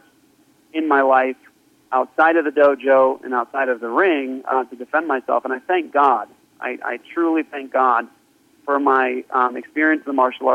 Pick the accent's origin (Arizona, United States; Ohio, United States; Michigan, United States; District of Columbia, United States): District of Columbia, United States; Washington; moved away; also born or lived in Japan; When I got back from Japan to the States, I grew up in Washington, D.C., right outside of D.C.